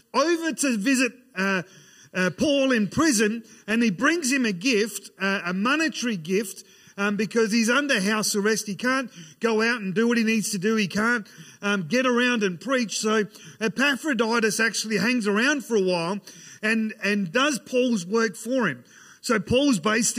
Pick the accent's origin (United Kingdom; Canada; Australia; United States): Australia; Ceduna, South Australia; I grew up in Sejuna